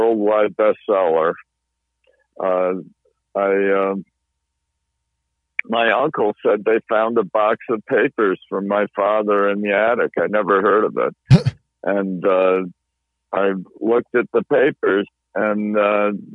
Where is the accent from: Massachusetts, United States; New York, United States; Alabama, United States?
Massachusetts, United States; I go to a congregational church in my hometown